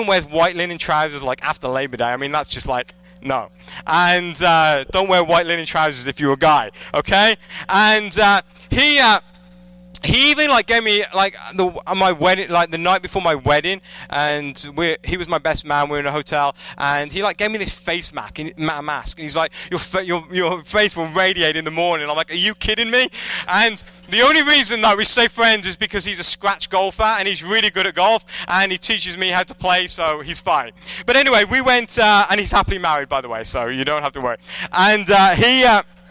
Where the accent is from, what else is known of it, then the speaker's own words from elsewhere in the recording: England, United Kingdom; moved away as an adult; when I lived in England, I'm originally from England. I moved here about 5 years ago